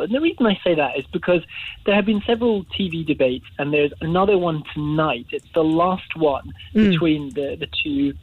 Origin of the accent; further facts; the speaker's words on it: Scotland, United Kingdom; now in London, United Kingdom; growing up in Scotland